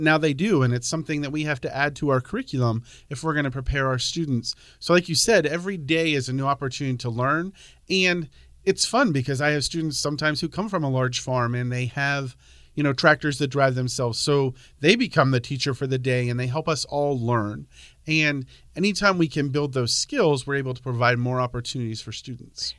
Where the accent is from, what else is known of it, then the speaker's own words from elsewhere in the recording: Pennsylvania, United States; moved away as an adult; now in Centralia, United States; I grew up on a dairy farm in Pennsylvania